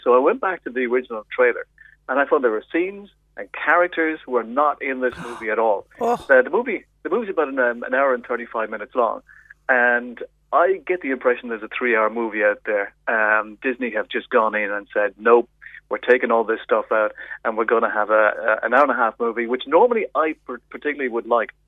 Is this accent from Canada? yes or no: no; Ireland; as an Irish person